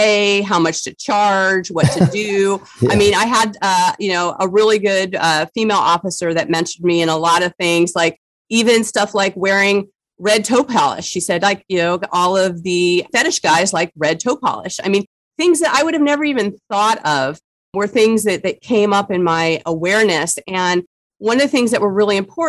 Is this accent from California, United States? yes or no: yes; San Diego, California, United States; I grew up in San Diego, California. My family's been here since the 20s